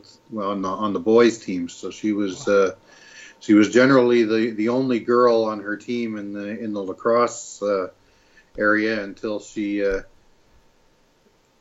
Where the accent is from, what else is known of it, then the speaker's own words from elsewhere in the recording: Ottawa, Ontario, Canada; I'm a father from Ottawa, Ontario